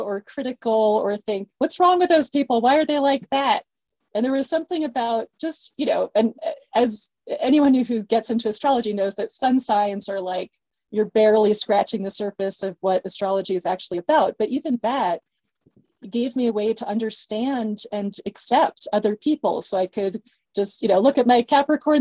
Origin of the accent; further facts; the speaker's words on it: East Coast, United States; I'm from the East Coast